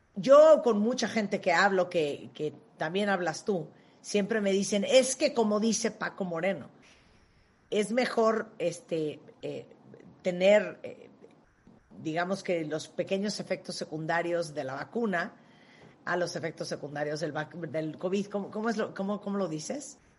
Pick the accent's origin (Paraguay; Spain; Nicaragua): Nicaragua; yo nací en Nicaragua